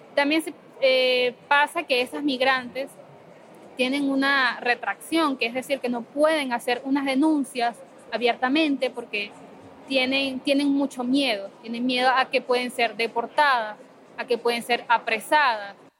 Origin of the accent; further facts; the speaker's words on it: Caracas, Capital District, Venezuela; moved away as an adult; also born or lived in Guatire, Venezuela; now in Peru; soy de Guatire, o sea, nací en Guatire, pero toda mi vida viví en Caracas